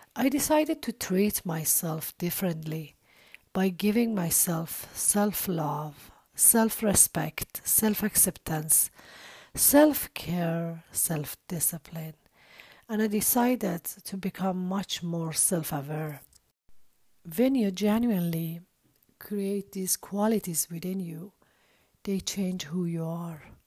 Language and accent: English; Iran; I was born and raised in Iran